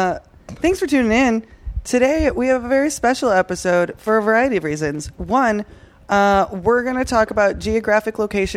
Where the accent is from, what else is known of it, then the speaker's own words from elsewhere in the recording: Naperville, Illinois, United States; also born or lived in Chicago; I'm not from Chicago. I'm from Naperville, Illinois. And as somebody who grew up in Naperville and has lived in Chicago for like 10 years